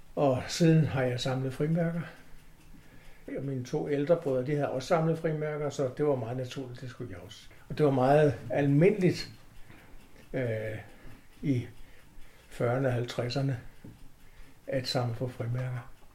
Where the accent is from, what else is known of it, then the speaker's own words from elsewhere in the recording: Copenhagen, Capital Region of Denmark, Denmark; jeg kommer fra København, eller jeg er født i København